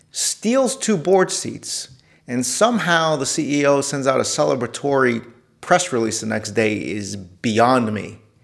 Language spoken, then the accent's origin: English; New York City, New York, United States; also born or lived in Detroit; I was born in New York City